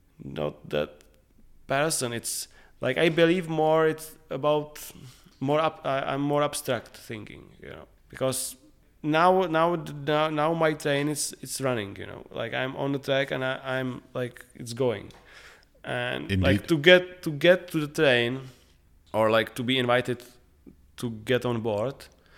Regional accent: Prague, Czechia; like we are growing up in Prague, everybody knows each other.

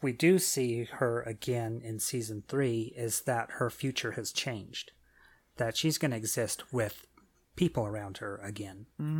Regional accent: United Kingdom; Well, being British, Thomas the Tank Engine has, you know, some appeal.

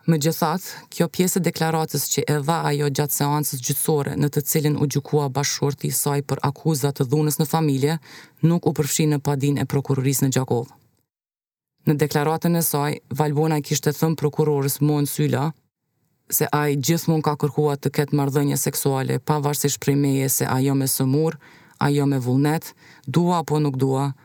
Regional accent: Pristina, Kosovo; Jemi nga Prishtina.

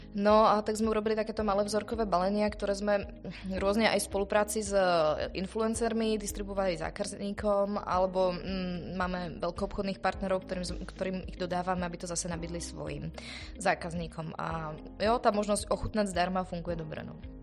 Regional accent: Slovakia; som Slovenka

